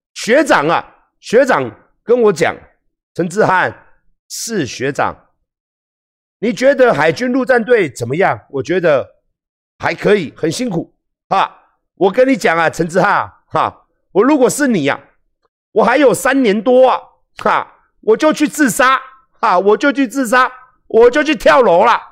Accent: Taiwan; 我们台湾人

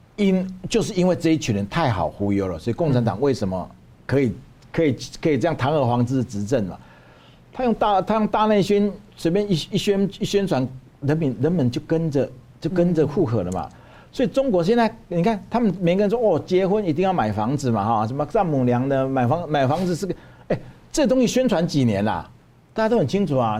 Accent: Taiwan; 我们台湾人

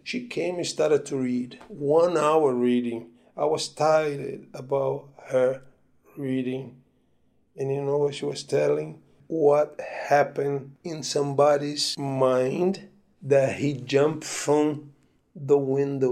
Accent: Petrópolis, Rio de Janeiro, Brazil; moved away; also born or lived in Bahia; I was born in Petropolis, which is a small town in the mountains of Rio in Brazil.

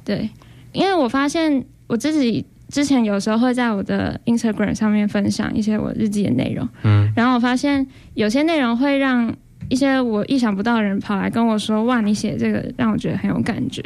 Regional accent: Taipei, Taiwan; moved away as an adult; now in Hualien, Taiwan; 我是台北人，然后我来花莲大概快要三年，嗯、前面两年的时间是在医院里面工作

